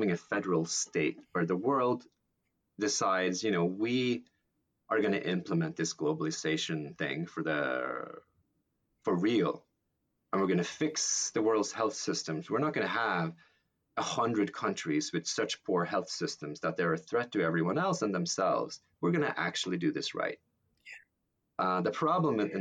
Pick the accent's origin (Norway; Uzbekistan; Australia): Norway; now in United States; being Norwegian, but now possibly also being American